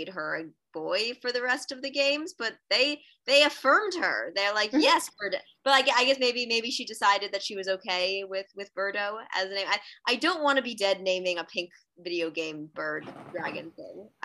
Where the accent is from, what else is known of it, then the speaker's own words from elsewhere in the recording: East Coast, United States; I'm from the East Coast